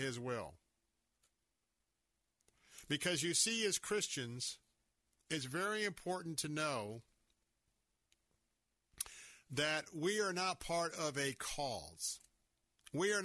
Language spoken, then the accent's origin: English; United States; I'm an American citizen, I was born here